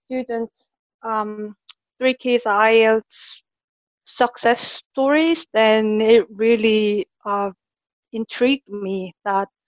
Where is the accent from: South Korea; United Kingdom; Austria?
South Korea; English is a second language; moved away as an adult; now in Canada; I'm from Korea, currently living in Canada.